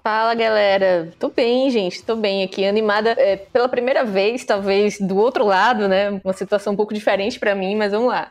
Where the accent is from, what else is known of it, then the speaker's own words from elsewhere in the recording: Pernambuco, Brazil; accent: nordestina; eu sou pernambucana